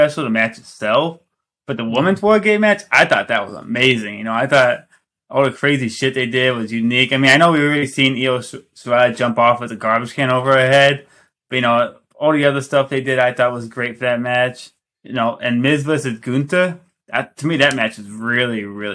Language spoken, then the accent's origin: English; Chicago, Illinois, United States; I'm from the Chicagoland area